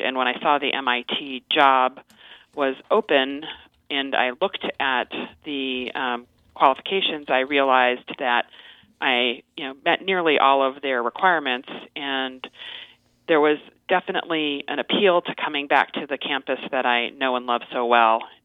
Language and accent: English; Las Vegas, Nevada, United States; moved away as an adult; also born or lived in Cambridge, Massachusetts; I um, am originally from Las Vegas, Nevada